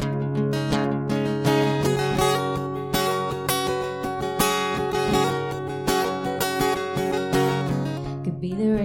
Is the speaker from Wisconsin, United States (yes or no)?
no; Dunedin, Florida, United States; also born or lived in Nashville, Tennessee; I grew up in Dunedin, Florida, outside of Tampa.